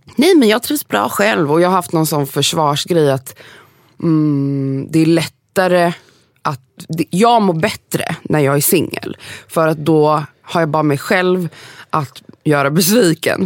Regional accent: Gothenburg, Västra Götaland, Sweden; moved away as an adult; now in Sundbyberg, Sweden; jag är från Göteborg, 418

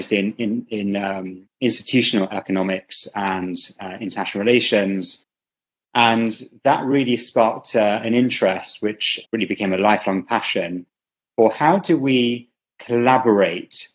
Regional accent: United Kingdom; also born or lived in Karachi, Pakistan; now in Spain; I grew up in the UK

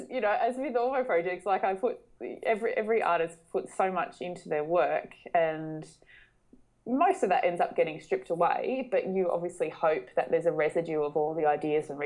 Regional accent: North West Coast, Tasmania, Australia; I grew up in Tasmania, so it's very much part of my own personal backstory

